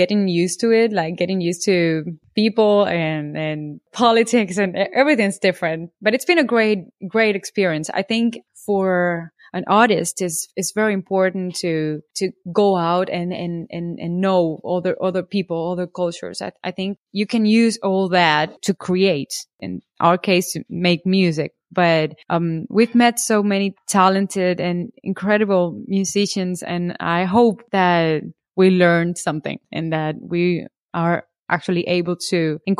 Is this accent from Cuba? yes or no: yes; Cuba; English is a second language; moved away as an adult; It's a year and a half now since we came from Cuba.